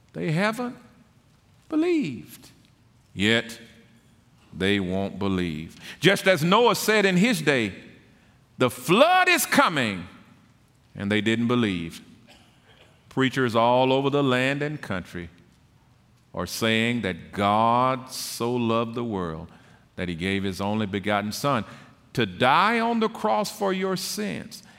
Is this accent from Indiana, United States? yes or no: no; Tyler, Texas, United States; I was born and raised in Tyler and attended the public school there